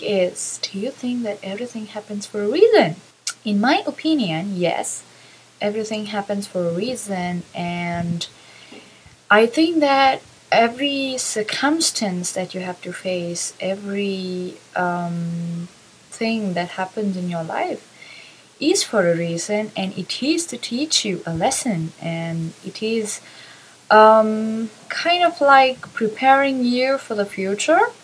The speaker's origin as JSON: {"language": "English", "country": "Sri Lanka", "said": "I'm from Sri Lanka"}